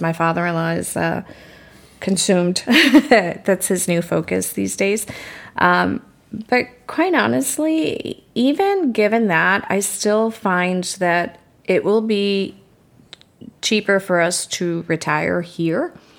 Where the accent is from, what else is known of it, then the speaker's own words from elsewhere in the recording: United States; moved away; I was born and raised right outside of Manhattan